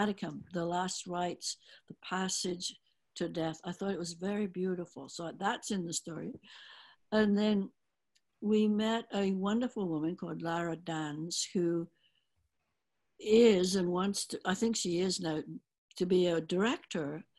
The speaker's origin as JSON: {"language": "English", "region": "England", "country": "United Kingdom", "tie": "born or raised there", "moved": "yes", "said": "growing up in England"}